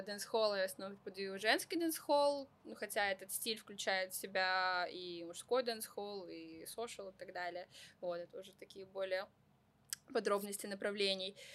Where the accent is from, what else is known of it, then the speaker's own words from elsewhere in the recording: Vladivostok, Primorsky Krai, Russia; moved away; also born or lived in Saint Petersburg; я вообще родом из Владивостока